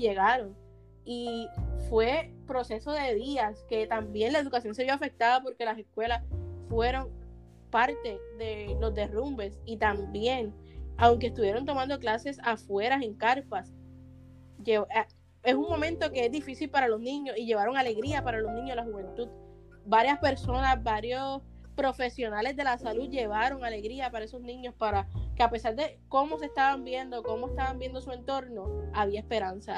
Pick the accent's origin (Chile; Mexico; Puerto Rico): Puerto Rico; pudimos pasar una dificultad como puertorriqueños